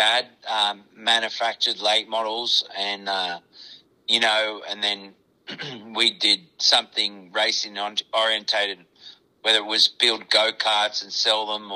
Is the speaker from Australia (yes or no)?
yes; Australia; now in Iowa, United States; I'm Australian